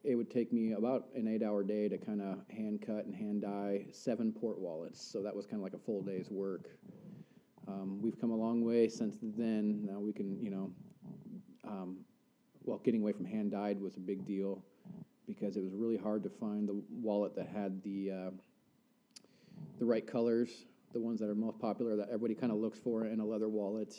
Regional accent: Central Coast, California, United States; moved away as an adult; now in Coeur d'Alene, United States; I was born in the California Redwoods, and I kind of grew up Central Coast, California

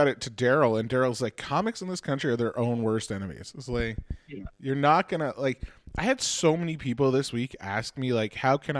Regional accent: Halifax, Nova Scotia, Canada; I'm from Halifax.

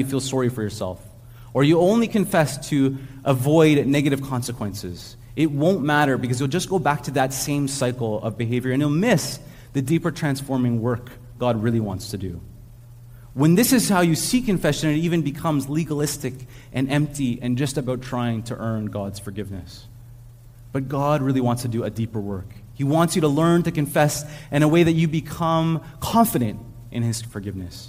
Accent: Montreal, Quebec, Canada; also born or lived in Ontario; now in Montreal, Canada; when we grew up in Montreal, but when we were living in Ontario

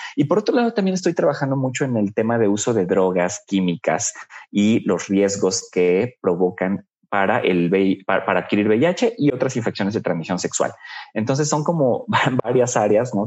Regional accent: Puebla, Mexico; Yo soy de Puebla, bueno, vivía allá en Puebla en ese momento

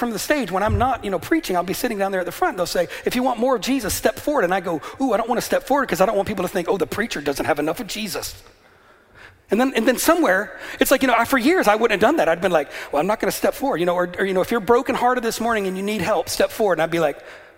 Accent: the American South, United States; moved away as an adult; also born or lived in Atlanta, Georgia; now in Northern Ireland, United Kingdom; I grew up in the South

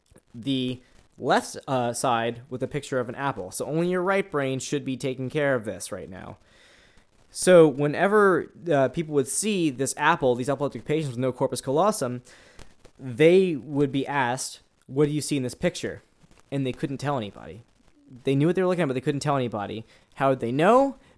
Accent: New Orleans, Louisiana, United States; I'm not French, even though I'm from New Orleans and we have a lot of bastardized French names to pronounce.

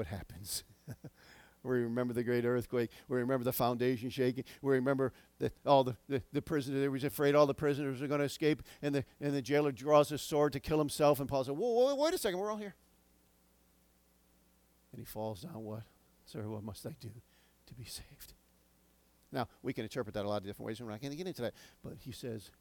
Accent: United States; as American citizens

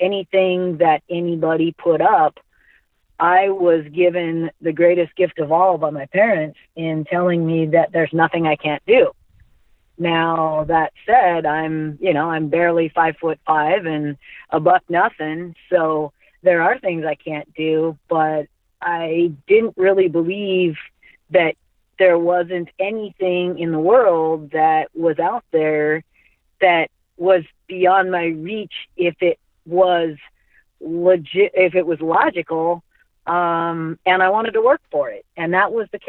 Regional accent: Mount Vernon, Washington, United States; I'm from Mount Vernon, Washington

